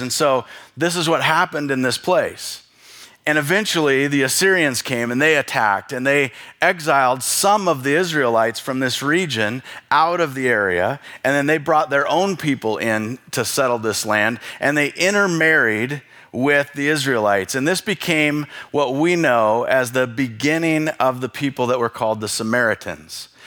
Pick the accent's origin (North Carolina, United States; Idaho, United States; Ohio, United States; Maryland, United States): Idaho, United States; Bonners Ferry; I grew up in Bonner's Ferry